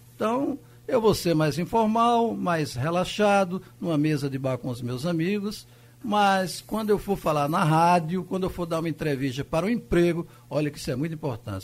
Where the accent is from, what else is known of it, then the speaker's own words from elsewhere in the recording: Afogados da Ingazeira, Pernambuco, Brazil; also born or lived in Carnaíba; eu nasci em Carnaíba e fiquei muito tempo em Afogados, na Engazeira